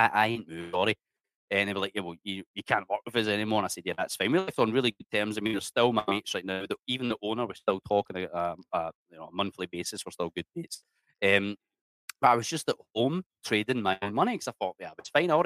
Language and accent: English; Scotland, United Kingdom; accent: Scottish; moved away as an adult; now in Indonesia; I'm from Scotland.